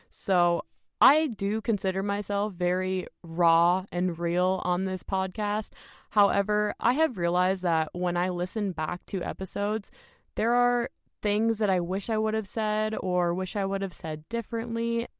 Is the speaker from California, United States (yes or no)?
no; Minnesota, United States; I was just blown away by that because I'm from Minnesota, for those of you guys who don't know that.